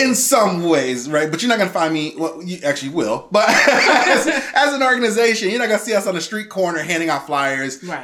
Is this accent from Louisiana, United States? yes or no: no; Chicago, Illinois, United States; born and raised in Chicago. I grew up in Roseland